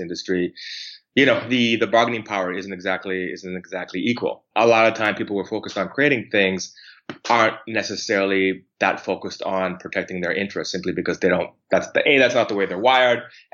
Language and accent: English; Calgary, Alberta, Canada; moved away as an adult; also born or lived in Vancouver; now in Toronto, Canada; I grew up mostly in Calgary.